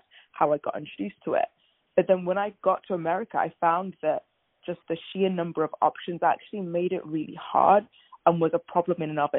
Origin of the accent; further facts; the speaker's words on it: England, United Kingdom; moved away as an adult; also born or lived in Nigeria; now in New York, United States; I was born in Nigeria, but moved to the UK as a baby. So I grew up mainly in England